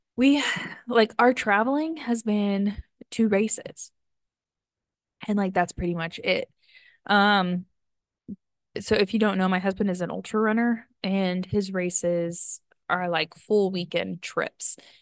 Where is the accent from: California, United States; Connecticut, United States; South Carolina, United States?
California, United States; outside of Yosemite; I grew up right outside of Yosemite